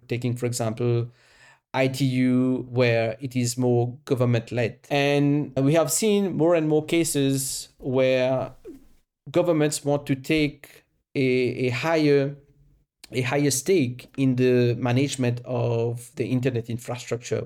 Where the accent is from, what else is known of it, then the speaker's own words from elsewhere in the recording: Mauritius; moved away as an adult; also born or lived in France / United Kingdom / South Africa; I was born and raised in Mauritius